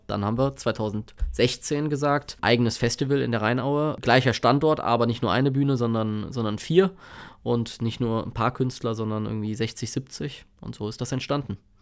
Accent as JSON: {"language": "German", "town": "Bonn", "region": "North Rhine-Westphalia", "country": "Germany", "tie": "born or raised there", "said": "bin nicht weit von hier aufgewachsen, wo wir gerade sind. Ähm, in, in Plittersdorf, ja, als, als Kind zur Schule gegangen, später dann in, in Godesberg äh, und ja, hab, bin eigentlich ein Bönsche Jung durch und durch"}